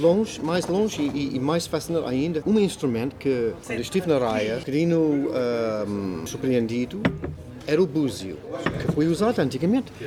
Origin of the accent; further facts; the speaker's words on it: Burnham, South East England, United Kingdom; Portuguese is a second language; now in Portugal; Nasci na Inglaterra